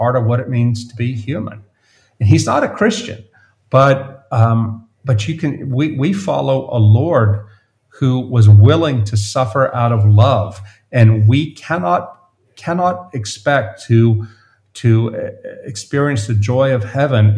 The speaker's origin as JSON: {"language": "English", "region": "South Louisiana", "country": "United States", "tie": "born or raised there", "moved": "yes", "said": "the town I grew up in South Louisiana, a little town on the Mississippi River, 2,000 people"}